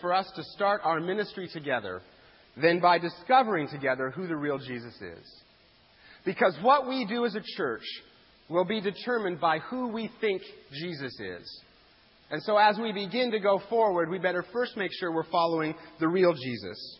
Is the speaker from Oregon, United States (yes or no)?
no; Eastern Washington, United States; moved away; I'm from Eastern Washington